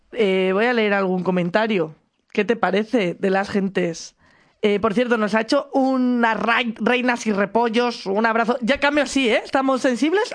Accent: Madrid, Community of Madrid, Spain; Yo soy de Aluche. Mi crecimiento fue en Aluche.

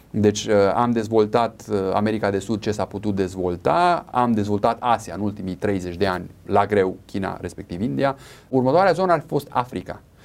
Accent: Romania; Noi ca și români

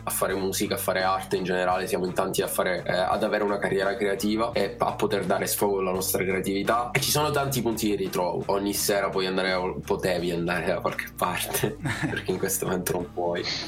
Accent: Italy; accent: Italian; avevo un accento, un accento molto italiano

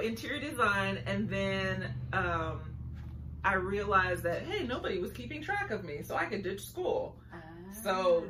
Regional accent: San Diego, California, United States; I'm from San Diego, California, native of San Diego, most beautiful city in the nation. It's a port city.

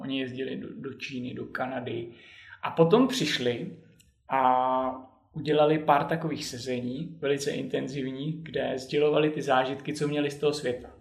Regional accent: Vysočina Region, Czechia; also born or lived in Zlín / Bratislava / Finland; now in Prague, Czech Republic; na Vysočinu, do lesu, odkud pocházím

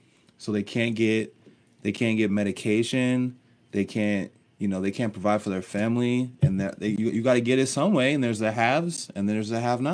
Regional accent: Littleton, Colorado, United States; also born or lived in Nebraska / Texas / Oklahoma; I was born in Nebraska, but I grew up in Littleton. I went to Bear Creek High School.

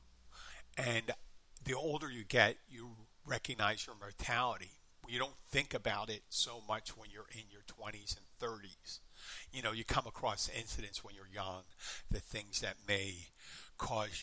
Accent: Philadelphia, Pennsylvania, United States; I was going to college in my hometown and I lived in the far northeastern corner of the city, my home was, but I lived on campus

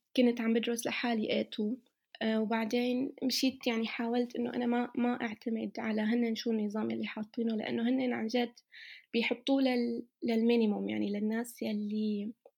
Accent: Syria; now in Germany; من سوريا

